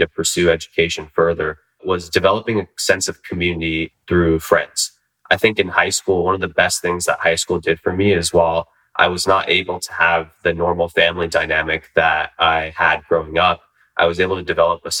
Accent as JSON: {"language": "English", "town": "Union City", "region": "California", "country": "United States", "tie": "born or raised there", "also_born_or_lived": "Sacramento, California", "said": "growing up in the San Francisco Bay Area"}